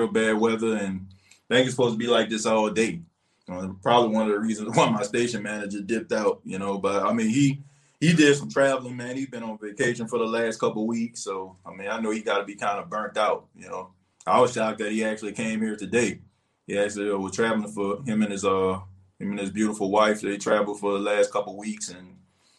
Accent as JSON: {"language": "English", "town": "New Orleans", "region": "Louisiana", "country": "United States", "tie": "born or raised there", "moved": "yes", "said": "take more trips down to New Orleans, to my hometown"}